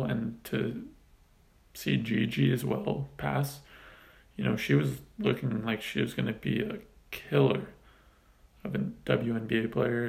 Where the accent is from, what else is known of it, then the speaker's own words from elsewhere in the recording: Southern California, United States; Growing up in Southern California, diehard Los Angeles Laker fan